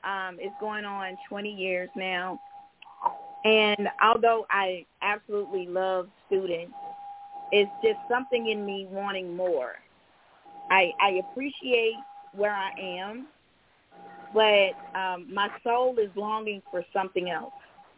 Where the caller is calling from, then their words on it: Georgia, United States; I'm calling from Georgia.